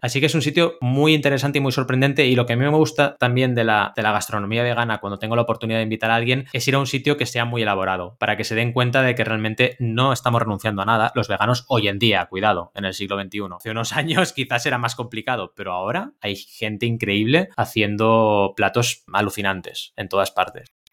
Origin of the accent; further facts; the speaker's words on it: Barcelona, Catalonia, Spain; also born or lived in Mar del Plata, Argentina; como buen argentino de nacimiento, porque yo nací en Mar del Plata y llegué a Barcelona a los 8 años